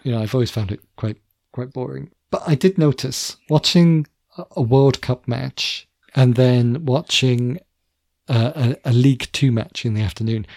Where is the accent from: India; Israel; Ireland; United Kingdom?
United Kingdom; near the English border, Wales; We were in theory a Welsh school, but you know, I grew up very near the English border